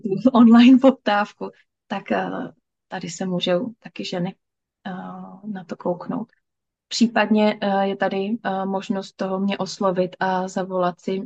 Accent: Moravia, Czechia; já jsem z Moravy, takže je to oblast Zábřeh na Moravě

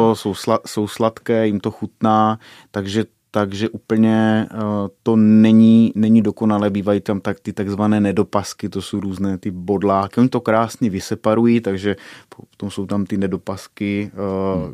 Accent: Šumice, Czechia; u nás v Šumicích

